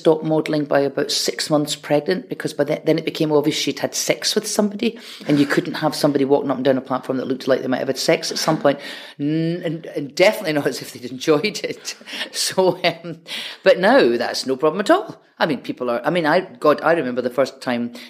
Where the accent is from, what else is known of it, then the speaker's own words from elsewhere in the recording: Glasgow, Scotland, United Kingdom; accent: Scottish; I'm a Glaswegian